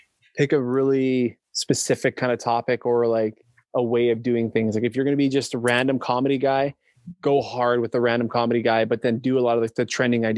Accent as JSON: {"language": "English", "country": "Canada", "said": "being a Canadian TikToker"}